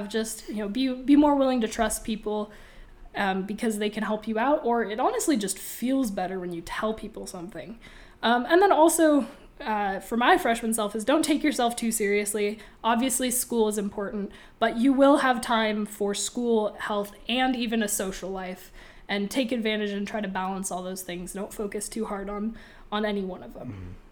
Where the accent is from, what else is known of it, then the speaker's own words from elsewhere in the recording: Boise, Idaho, United States; now in Moscow, United States; I'm also from Boise